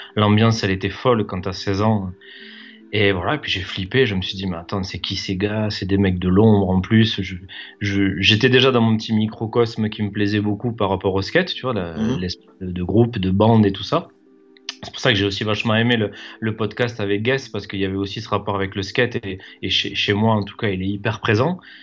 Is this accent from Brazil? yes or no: no; Toulouse, Occitania, France; je suis toulousain, je suis né, je suis né ici.